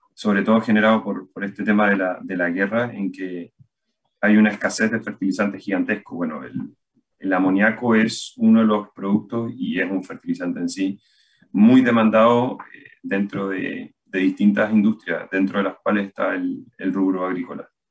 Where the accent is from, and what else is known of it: Chile